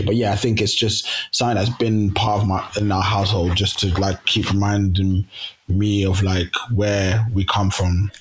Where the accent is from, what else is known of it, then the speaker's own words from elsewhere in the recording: Kenya; now in London, United Kingdom; I'm from Kenya originally, and both my parents are from the Luo tribe